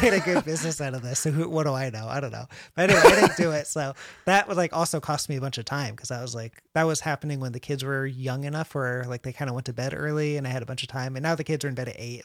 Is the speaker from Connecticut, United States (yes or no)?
yes; Connecticut, United States; now in San Antonio, United States; I'm from Connecticut